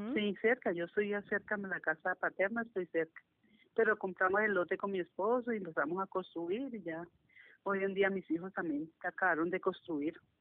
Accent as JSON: {"language": "Spanish", "town": "Cali", "region": "Valle del Cauca", "country": "Colombia", "tie": "born or raised there", "said": "Aquí en Cali, nací aquí en Cali, yo soy caleña de nacimiento y de crianza"}